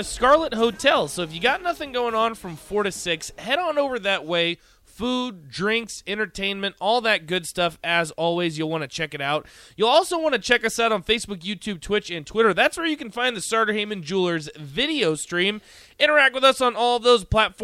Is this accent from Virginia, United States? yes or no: yes; Virginia, United States; moved away; I'm obviously from Virginia